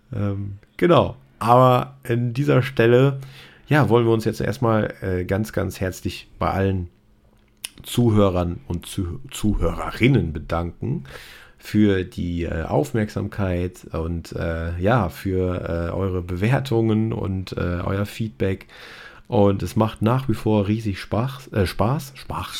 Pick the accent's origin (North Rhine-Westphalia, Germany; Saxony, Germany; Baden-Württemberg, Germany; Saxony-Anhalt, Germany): North Rhine-Westphalia, Germany; Sauerland; now in Cologne, Germany; ich komme äh, ähm, aus dem Rheinland, aus ja. Köln, also eigentlich aus dem Sauerland genauer